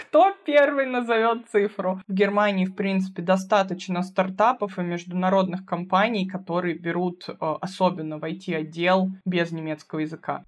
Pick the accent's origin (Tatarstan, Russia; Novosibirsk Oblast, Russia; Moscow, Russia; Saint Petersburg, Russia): Moscow, Russia; moved away as an adult; now in Bavaria, Germany; Я вообще из Москвы, и первое образование я получила в Москве